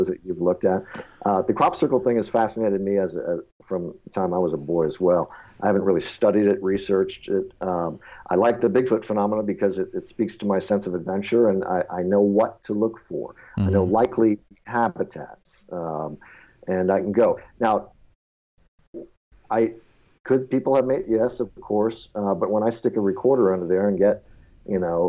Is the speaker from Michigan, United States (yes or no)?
yes; Detroit, Michigan, United States; We're all from Detroit